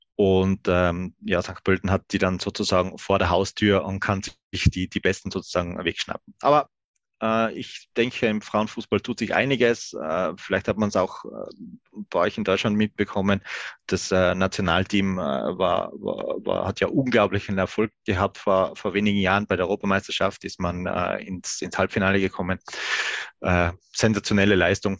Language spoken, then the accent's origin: German; Stubai Valley, Tyrol, Austria; ich bin ja selber kein Innsbrucker. Ich komme, äh, aus dem, aus dem Stubaital. Das ist, äh, ähm, ja, das ist ein paar Kilometer, äh, südlich Richtung Brenner